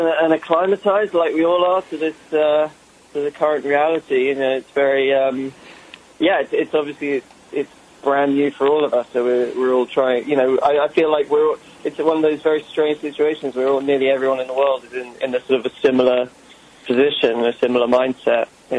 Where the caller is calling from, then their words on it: Santa Monica, California, United States; I'm in Santa Monica, Los Angeles.